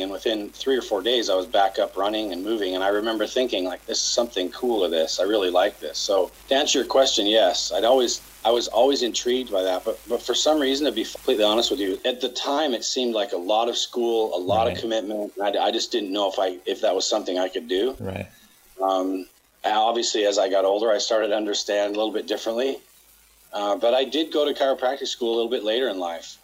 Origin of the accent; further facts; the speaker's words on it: Utah, United States; now in Los Angeles, United States; I grew up in Utah